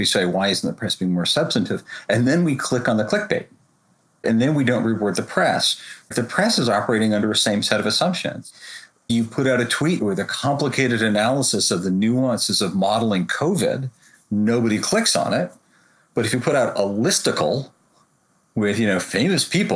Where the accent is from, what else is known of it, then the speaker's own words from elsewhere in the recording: United States; as an American